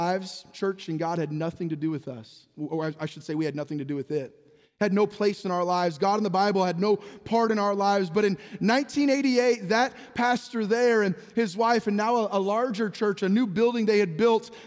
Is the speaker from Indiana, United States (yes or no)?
no; San Jose, California, United States; I was born in 1978 in San Jose, California.